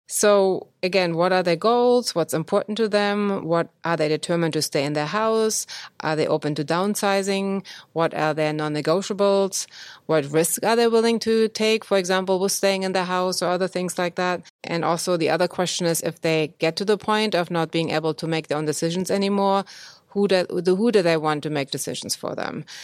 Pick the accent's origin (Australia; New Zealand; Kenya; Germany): Germany; moved away as an adult; now in United States; born in Germany, and I went to medical school there